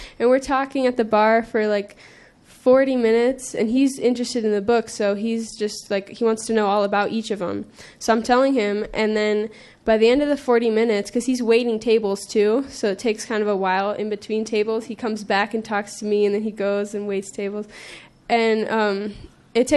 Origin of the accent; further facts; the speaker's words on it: California, United States; I'm from California